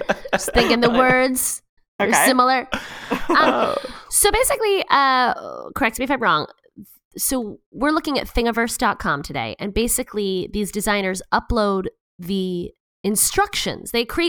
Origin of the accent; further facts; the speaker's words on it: New York, United States; now in California, United States; As a New Yorker